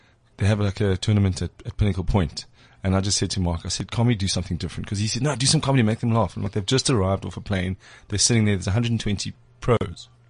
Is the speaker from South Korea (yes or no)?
no; Springs, Gauteng, South Africa; I was born in Springs